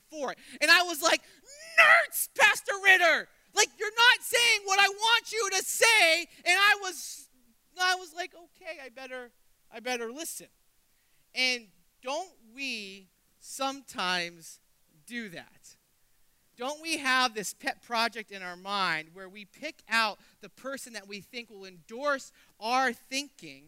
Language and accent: English; New Hampshire, United States; I grew up in New Hampshire